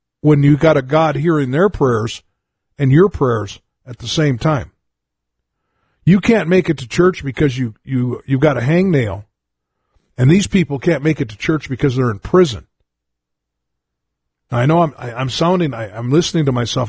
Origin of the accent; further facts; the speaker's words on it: United States; as an American